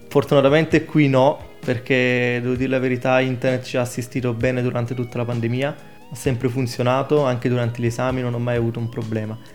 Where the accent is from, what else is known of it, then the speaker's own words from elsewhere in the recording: Ostuni, Apulia, Italy; moved away as an adult; now in Trento, Italy; vengo da Ostuni in provincia di Brindisi